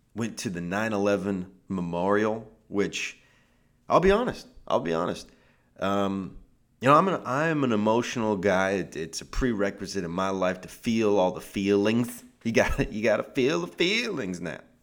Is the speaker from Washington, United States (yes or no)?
yes; Seattle, Washington, United States; now in Southern California, United States; I'm from Seattle. That's where I'm from